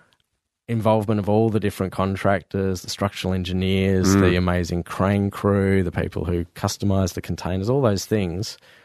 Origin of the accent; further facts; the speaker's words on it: Fremantle, Western Australia, Australia; I grew up in Fremantle.